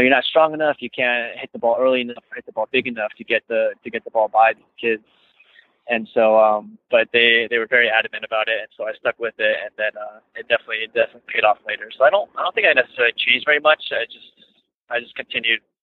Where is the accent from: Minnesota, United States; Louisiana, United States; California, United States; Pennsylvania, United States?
California, United States; Irvine; I grew up in Irvine